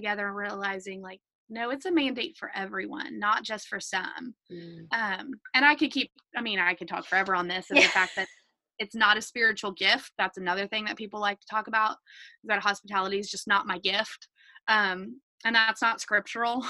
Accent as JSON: {"language": "English", "region": "the South", "country": "United States", "tie": "born or raised there", "said": "for you and I growing up in the South"}